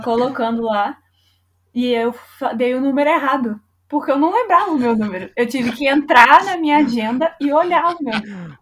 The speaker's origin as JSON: {"language": "Portuguese", "country": "Brazil", "said": "eu sou muito brasileira"}